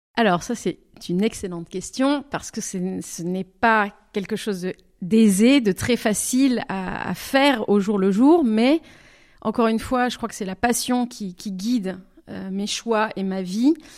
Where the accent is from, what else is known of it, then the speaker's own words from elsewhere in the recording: Bordeaux, Nouvelle-Aquitaine, France; first language French; moved away as an adult; also born or lived in Lisieux, Normandy; now in Zurich, Switzerland; je me sens vraiment du sud, du sud-ouest, parce que j'ai grandi, j'ai, oui, j'ai grandi à Bordeaux